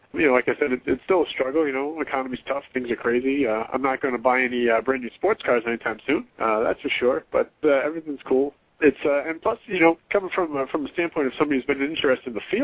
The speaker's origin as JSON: {"language": "English", "region": "New England", "country": "United States", "tie": "born or raised there", "said": "growing up in New England"}